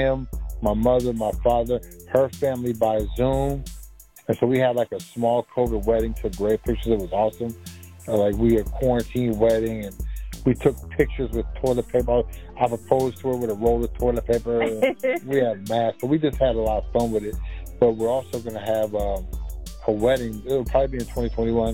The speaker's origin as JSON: {"language": "English", "region": "Maryland and D.C.", "country": "United States", "also_born_or_lived": "Washington, D.C.", "moved": "yes", "said": "I'm from Maryland and D.C."}